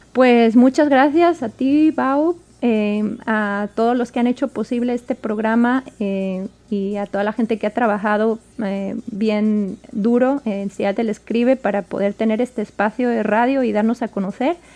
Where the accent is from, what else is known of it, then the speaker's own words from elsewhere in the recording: Spain; moved away as an adult; now in Washington, United States; yo nací en España, me crié en España